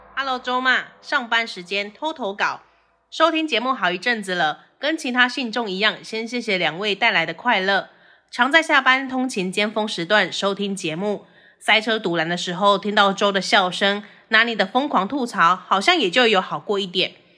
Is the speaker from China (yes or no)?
no; Taiwan; accent: Taiwanese Mandarin; 但是我还是有一些台湾国语